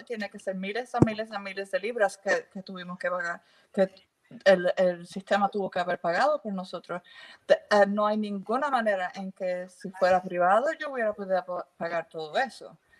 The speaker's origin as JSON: {"language": "Spanish", "country": "Puerto Rico", "also_born_or_lived": "England", "moved": "yes", "lives_now": "United Kingdom", "said": "yo vengo de Puerto Rico"}